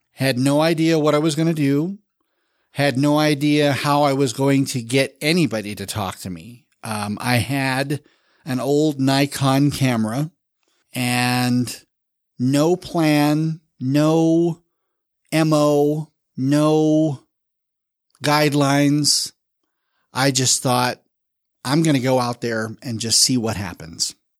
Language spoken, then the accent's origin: English; Salt Lake City, Utah, United States; also born or lived in Jacksonville, Florida; I've lived in Salt Lake for the better part of thirty years. So I call myself a native, but I was born in Florida